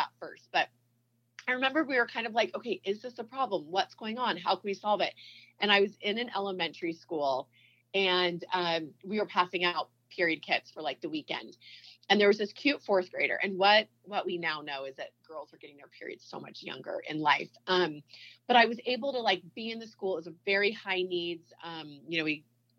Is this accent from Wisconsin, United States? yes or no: no; Bay Area, California, United States; now in Utah, United States; I'm from California, so we were in the Bay Area.